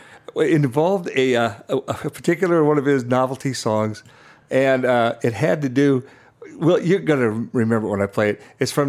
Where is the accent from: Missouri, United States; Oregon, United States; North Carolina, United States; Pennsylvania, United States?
Missouri, United States; Kansas City; where we're from Kansas City.